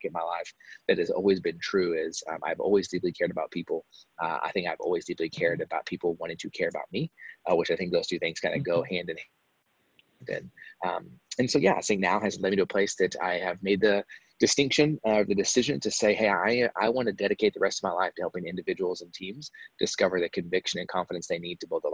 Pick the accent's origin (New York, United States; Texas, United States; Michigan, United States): Texas, United States; also born or lived in Dallas–Fort Worth; I'm from Texas, so kind of lived a bunch of places growing up, kind of lived all over Texas. Dallas, Fort Worth, for those of you that are familiar, is kind of where I always ended up